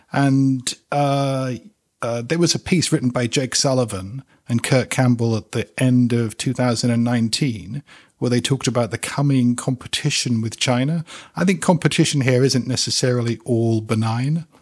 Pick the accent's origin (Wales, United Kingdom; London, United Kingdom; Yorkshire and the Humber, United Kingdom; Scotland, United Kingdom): London, United Kingdom; also born or lived in West Indies; I'm a North Londoner